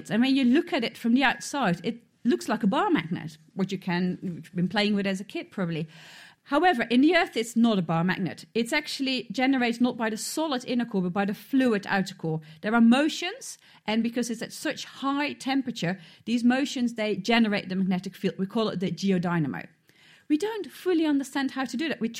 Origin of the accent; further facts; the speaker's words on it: Cambridge, East of England, United Kingdom; Hi, I'm … from Cambridge.